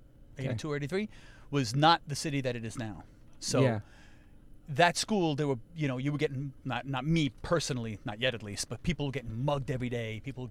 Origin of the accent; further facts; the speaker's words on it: New York City, New York, United States; also born or lived in Hell's Kitchen, Manhattan; I was born in Manhattan and quickly moved to Astoria, Queens.